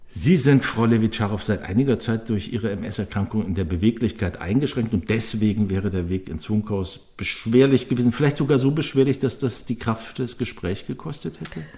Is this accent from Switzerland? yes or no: no; Swabia, Germany; moved away; ich bin in Schwaben aufgewachsen, meine ganze Schulzeit als Nike-Schmeckter